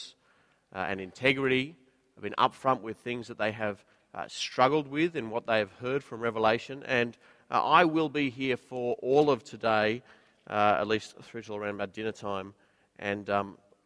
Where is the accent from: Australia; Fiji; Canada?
Australia; Queensland; now in Sydney, Australia; I'm a Queenslander